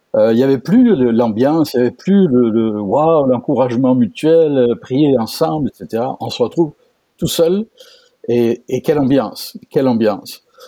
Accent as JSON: {"language": "French", "country": "France", "moved": "as an adult", "lives_now": "Quebec, Canada", "said": "je suis français, français d'origine, comme mon accent ne le laisse pas deviner. Euh, donc moi aussi un importé au Québec depuis 20 ans"}